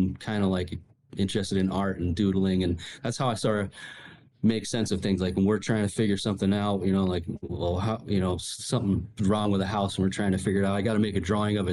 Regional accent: Rhode Island, United States; also born or lived in Michigan; I grew up in Michigan and then, for my first 5 years and then really did most of my, younger years living in Rhode Island

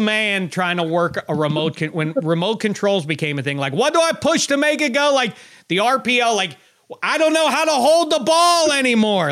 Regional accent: Pittsburgh, Pennsylvania, United States; I was from Pittsburgh

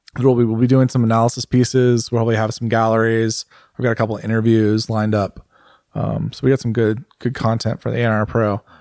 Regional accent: United States; As an American, like, and I'm a well-traveled American.

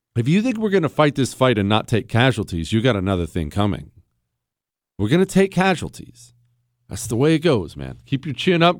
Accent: United States; as an American

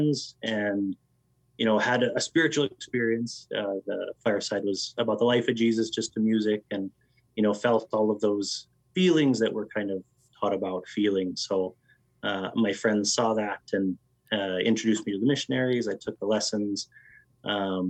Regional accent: Lethbridge, Alberta, Canada; now in Airdrie, Canada; I grew up in Southern Alberta, which for some of your listeners, they may or may not know, but is kind of like the Utah of Canada

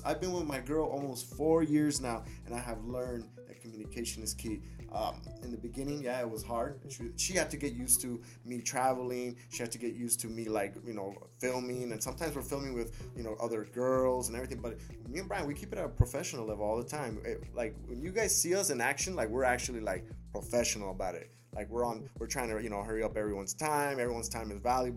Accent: Burbank, California, United States; I was born and raised here in Burbank as well, in Los Angeles area

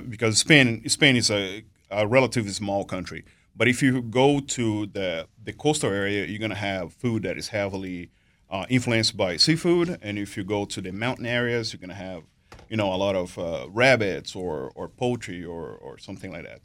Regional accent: Brazil; moved away as an adult; now in United States; I'm born and raised in Brazil. Um, been here to, in the U S since two thousand and seven.

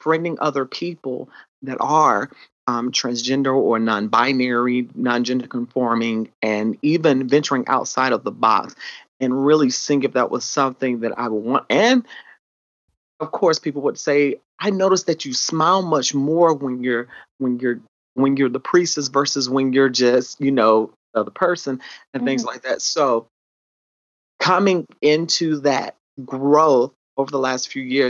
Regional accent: South Carolina, United States; accent: country twang; I actually grew up in South Carolina

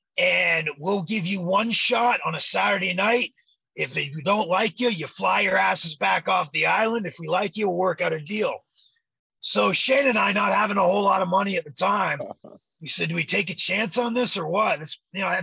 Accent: Toronto, Ontario, Canada; moved away as an adult; we're the Canadian Glamour Boys from Toronto, Canada.

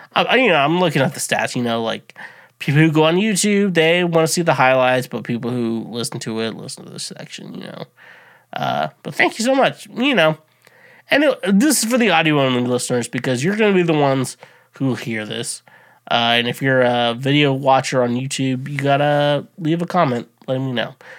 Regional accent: United States; I'm fucking an American, proud to be an American

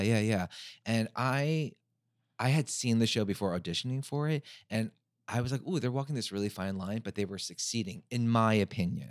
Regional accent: United States; being Korean American going back to Korea, uh, my Korean is not great

